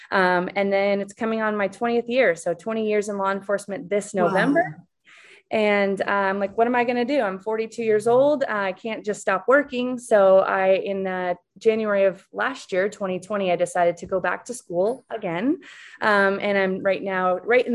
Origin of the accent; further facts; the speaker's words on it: Alaska, United States; also born or lived in Seattle; I grew up in Alaska, born and raised in Alaska.